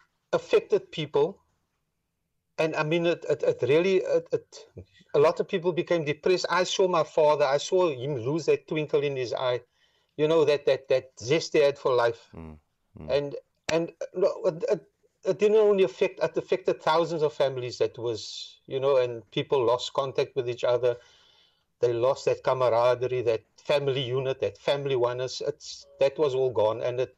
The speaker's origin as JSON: {"language": "English", "town": "Cape Town", "region": "Western Cape", "country": "South Africa", "tie": "born there", "said": "I was born in District 6, yeah."}